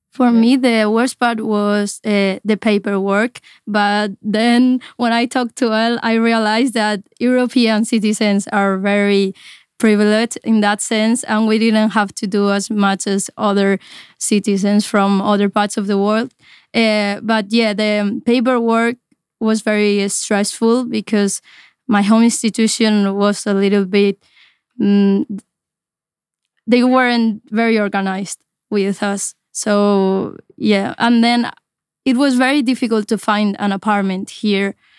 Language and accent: English; Spain; I'm from Spain and I'm here as an exchange student